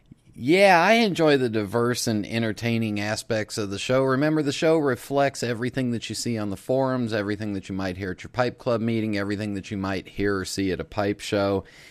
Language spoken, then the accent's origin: English; West Coast, United States; moved away as an adult; also born or lived in Los Angeles; now in Charlotte, United States; I grew up on the West Coast.